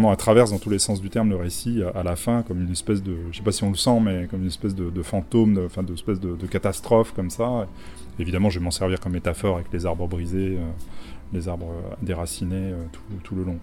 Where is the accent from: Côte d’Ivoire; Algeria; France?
France; La Rochelle, Nouvelle-Aquitaine; Et puis c'est La Rochelle qui est ma ville natale au demeurant.